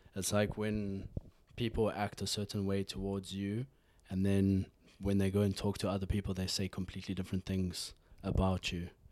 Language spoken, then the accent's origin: English; South Africa; now in Norway; I grew up in South Africa